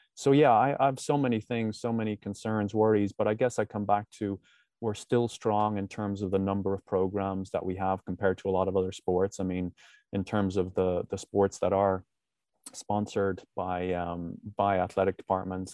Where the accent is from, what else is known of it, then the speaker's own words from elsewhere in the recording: Ireland; moved away; When I grew up in Ireland